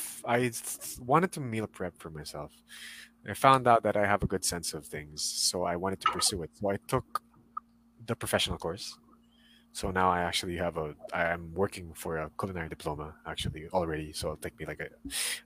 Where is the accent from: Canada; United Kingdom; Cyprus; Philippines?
Philippines; as a Filipino national